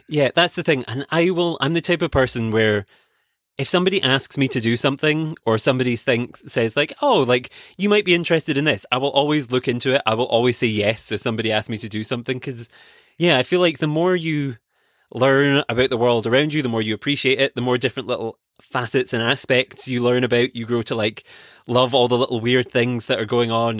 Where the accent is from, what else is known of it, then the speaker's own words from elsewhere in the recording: Scotland, United Kingdom; I grew up in Scotland